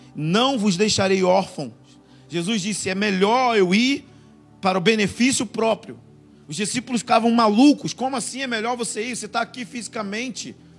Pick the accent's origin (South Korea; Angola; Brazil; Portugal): Brazil; Rio de Janeiro; moved away as an adult; now in Monte Mor, Brazil; sou carioca